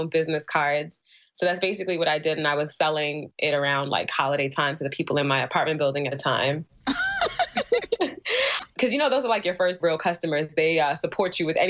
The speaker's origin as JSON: {"language": "English", "town": "New York City", "region": "New York", "country": "United States", "also_born_or_lived": "Albany, New York"}